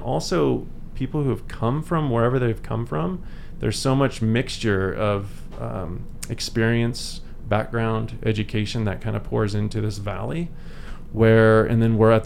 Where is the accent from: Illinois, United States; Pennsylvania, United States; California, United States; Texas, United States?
California, United States; San Diego; moved away as an adult; now in Eagle, United States; born and raised in San Diego